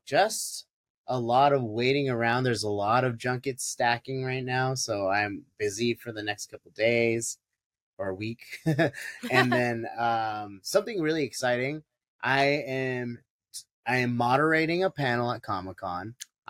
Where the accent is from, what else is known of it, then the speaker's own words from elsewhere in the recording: United States; I am biased because I am Filipino American